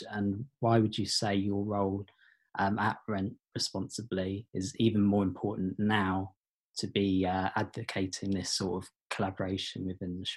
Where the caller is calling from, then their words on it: Cape Cod, Massachusetts, United States; I am on Cape Cod.